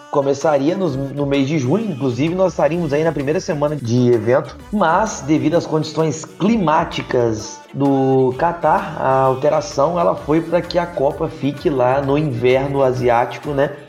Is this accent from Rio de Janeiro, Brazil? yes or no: yes; Volta Redonda, Rio de Janeiro, Brazil; Eu sou de Volta Redonda, estado do Rio de Janeiro